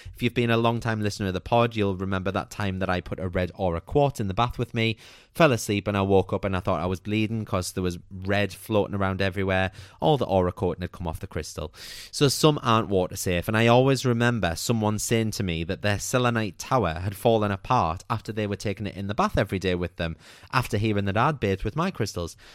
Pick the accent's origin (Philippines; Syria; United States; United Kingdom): United Kingdom; as a British nation